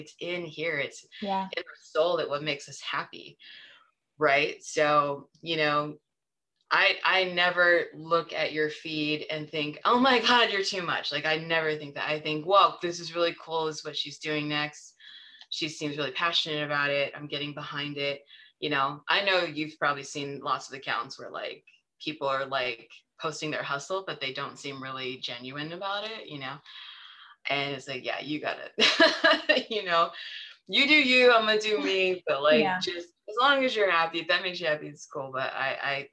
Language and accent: English; San Francisco, California, United States; moved away; I grew up in San Francisco